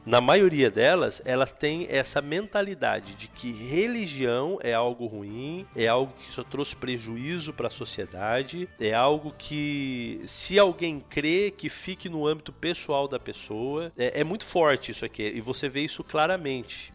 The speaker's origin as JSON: {"language": "Portuguese", "region": "São Paulo", "country": "Brazil", "moved": "as an adult", "lives_now": "Rio Grande do Sul, Brazil", "said": "eu sou de São Paulo, mas eu estou morando aqui no Rio Grande do Sul."}